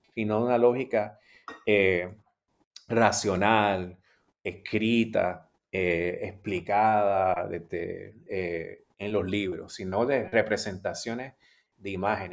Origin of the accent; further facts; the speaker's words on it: Puerto Rico; yo soy puertorriqueño y soy caribeño y latinoamericano